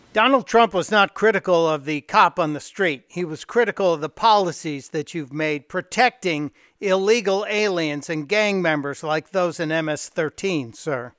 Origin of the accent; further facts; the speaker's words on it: Chicago, Illinois, United States; my hometown of Chicago